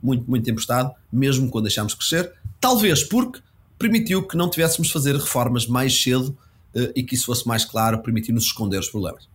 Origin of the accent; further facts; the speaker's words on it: Portugal; como português